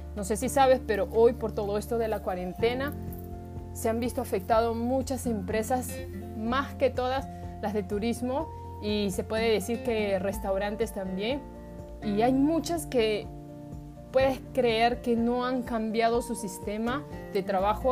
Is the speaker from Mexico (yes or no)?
no; Peru; moved away as an adult; also born or lived in Japan; Yo soy peruana, eh, tengo descendencia japonés